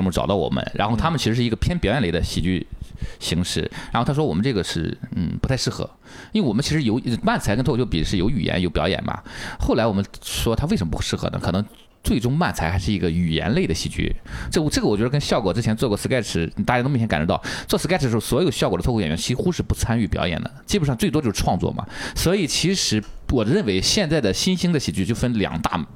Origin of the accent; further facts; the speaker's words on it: northern China, China; 我是北方人